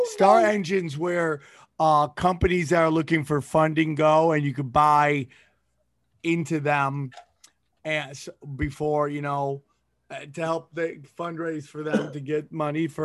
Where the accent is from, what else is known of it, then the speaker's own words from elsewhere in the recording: Cortland, New York, United States; born there; Uh, I was born in New York.